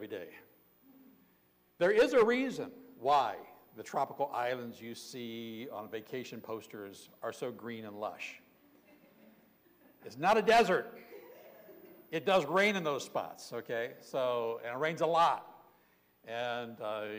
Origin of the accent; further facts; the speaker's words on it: Southern Ohio, United States; I grew up in Southern Ohio